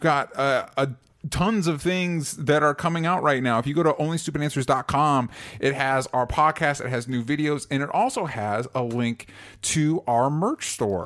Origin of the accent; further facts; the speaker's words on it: Florida, United States; I grew up in Florida